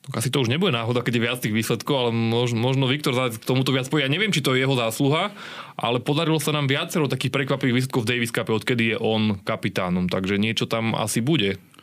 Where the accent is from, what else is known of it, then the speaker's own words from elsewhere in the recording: Slovakia; my Slováci